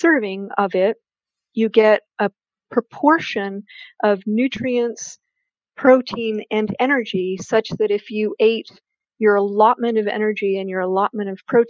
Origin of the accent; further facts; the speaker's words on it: Canada; I'm a Canadian